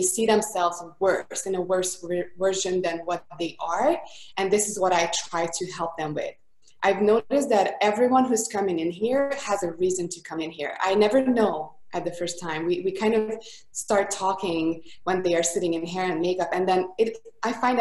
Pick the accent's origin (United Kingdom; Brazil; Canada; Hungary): Hungary; Budapest; accent: thick accent; English is a second language; now in Costa Mesa, United States; I am from Budapest, Hungary. That's why the thick accent is from.